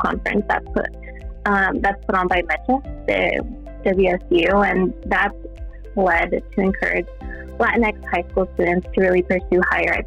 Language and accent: English; Quincy, Washington, United States; I grew up in a very small town in Central Washington. I grew up in Quincy.